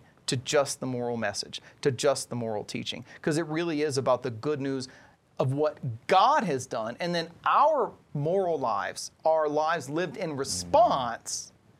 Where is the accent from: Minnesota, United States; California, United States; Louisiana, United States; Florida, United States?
Louisiana, United States; I'm Cajun, so my ancestors are from Nova Scotia, so go Canada.